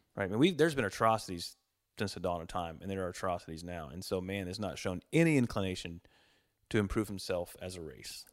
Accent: Montgomery, Texas, United States; moved away as an adult; also born or lived in Magnolia, Texas; moved my family back to Montgomery, where I grew up. So, we moved to Montgomery from Magnolia in nineteen eighty-one. I started second grade in Montgomery School District.

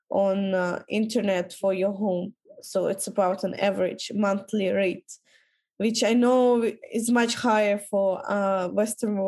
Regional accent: Kyrgyzstan; our country is quite cheap to travel

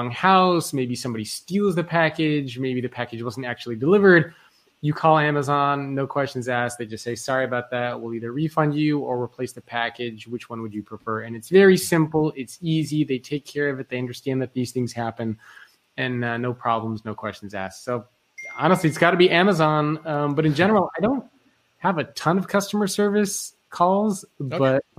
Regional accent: Australia; I'm Australian, although I don't have the accent.

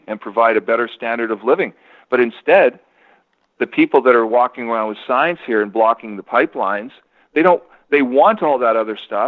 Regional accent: Canada; Me being Canadian and our properties in Canada

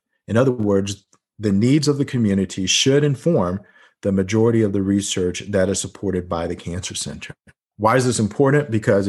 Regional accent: North Carolina, United States; introduced by Senator Richard Burr from my home state of North Carolina and Ben Cardin.

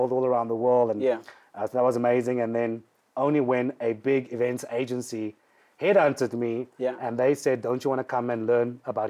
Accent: Cape Town, Western Cape, South Africa; growing up in Mitchell's Plain in the hood

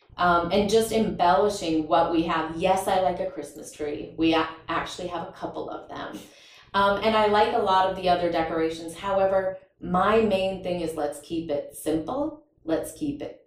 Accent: Fargo, North Dakota, United States; I'm from Fargo, North Dakota, you know, growing up there.

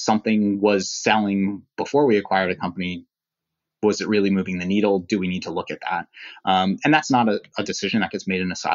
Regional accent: East Coast, United States; I grew up on the East Coast

